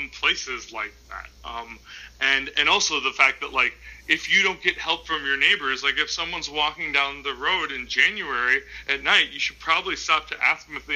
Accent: Minnesota, United States; we're all from Minnesota, right? So, like, part of being from Minnesota is that you have to tell yourself why it's nice to live in a place that's so cold it hurts your face

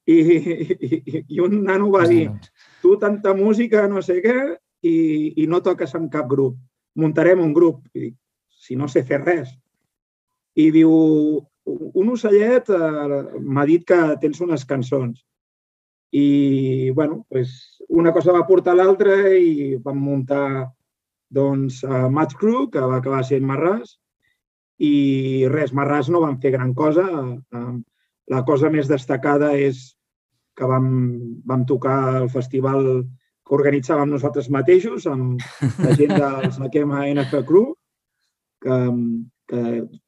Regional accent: Sant Joan de Vilatorrada, Catalonia, Spain; soc de Sant Joan de Vilatorrada, al costat de Manresa, al Bages, i aquí, clar, no és com a Barcelona.

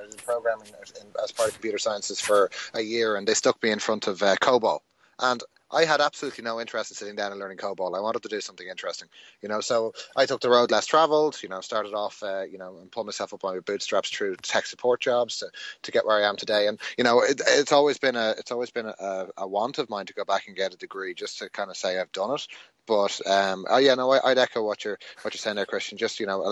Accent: Ireland; I was unfortunate enough to be made do my schooling through Irish in secondary school

